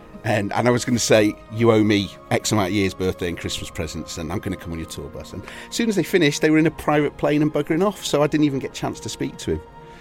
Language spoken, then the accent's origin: English; Wales, United Kingdom; also born or lived in Salisbury; So I spent from about third year in secondary school in North Wales. Prior to that, because my father had been in the forces, we'd been to Salisbury. I was born in overseas. Yeah, we'd lived kind of all over. We'd moved back up to Wales for a little bit